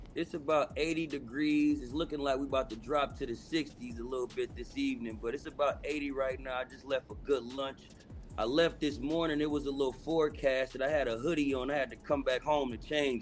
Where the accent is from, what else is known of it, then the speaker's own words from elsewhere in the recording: Bay Area, California, United States; now in Los Angeles, United States; I'm from the Bay Area